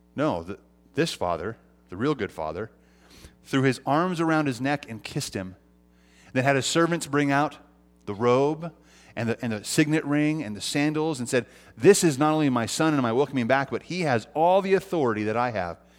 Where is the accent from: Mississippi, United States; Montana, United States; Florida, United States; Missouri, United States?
Montana, United States; now in California, United States; I'm from Montana, all right? I'm a Montanan. And, uh, it, it's funny 'cause I, I was born here, but I grew up and was raised there.